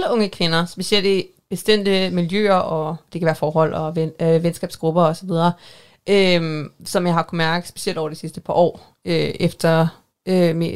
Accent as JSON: {"language": "Danish", "town": "Tarm", "region": "Central Denmark Region", "country": "Denmark", "said": "så er jeg faktisk fra Tarm."}